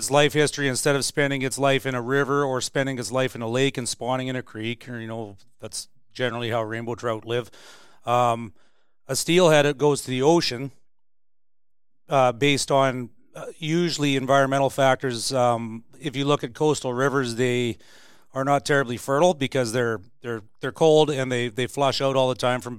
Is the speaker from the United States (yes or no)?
no; Prince George, British Columbia, Canada; born and raised in Prince George.